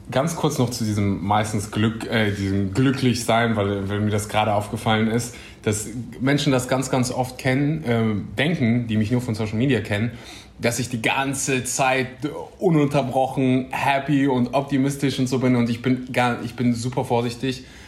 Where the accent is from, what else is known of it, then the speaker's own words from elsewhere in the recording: Germany; Ich bin mh, mm, aufgewachsen in Deutschland